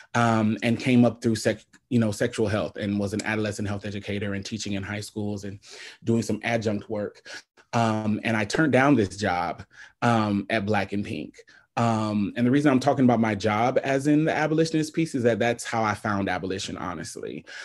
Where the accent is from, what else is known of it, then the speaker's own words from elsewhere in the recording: Omaha, Nebraska, United States; I'm born and raised in Omaha, Nebraska.